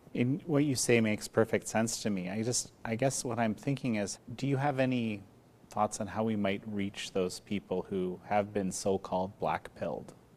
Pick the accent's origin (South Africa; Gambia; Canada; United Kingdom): Canada; in Canada, my home country